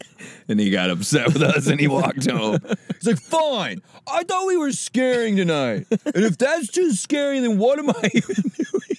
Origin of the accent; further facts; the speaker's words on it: Nebraska, United States; We grew up in Nebraska.